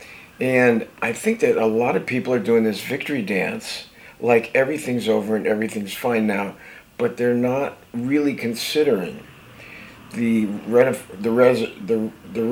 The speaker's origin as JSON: {"language": "English", "region": "New Jersey", "country": "United States", "tie": "born or raised there", "said": "a guy I grew up with in New Jersey"}